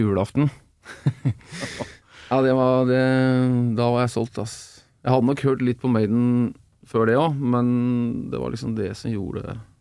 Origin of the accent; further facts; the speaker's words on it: Oslo, Norway; moved away as an adult; also born or lived in Bø i Telemark; now in Bø, Norway; jeg, kommer jo fra Oslo